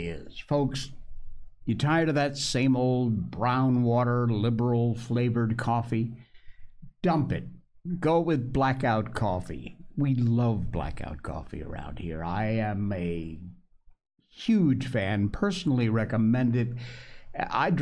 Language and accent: English; Cornwall, Connecticut, United States; we grew up together in Cornwall, Connecticut